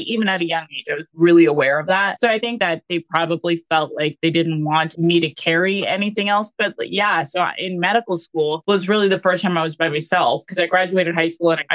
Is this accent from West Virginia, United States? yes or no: no; California, United States; I grew up in California all throughout my schooling